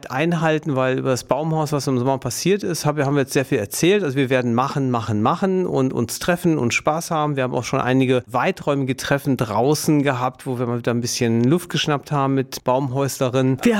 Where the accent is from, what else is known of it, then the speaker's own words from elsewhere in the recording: Duisburg, North Rhine-Westphalia, Germany; dass ich in Duisburg geboren bin, eine Stadt weiter lebe, eigentlich mit einem Fuß immer in Duisburg drin bin.